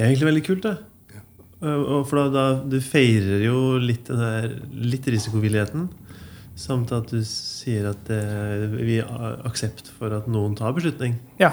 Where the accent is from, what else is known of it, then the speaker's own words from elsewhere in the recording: Ytterøya, Trøndelag, Norway; Jeg kommer fra Ytterøya, og det er masse vann